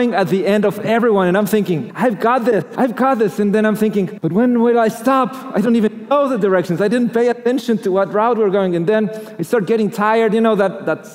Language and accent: English; Mexico City, Mexico; moved away; I grew up in Mexico